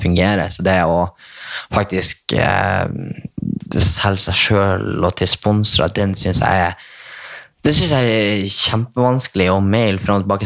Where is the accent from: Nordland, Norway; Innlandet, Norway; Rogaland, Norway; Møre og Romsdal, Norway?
Nordland, Norway; Bodø; accent: nordnorsk; now in Oslo, Norway; Jeg er fra Skivika. Nordsida.